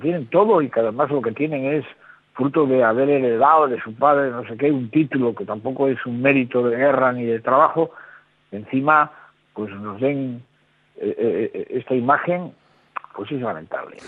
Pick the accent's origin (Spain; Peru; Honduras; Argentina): Spain; los españoles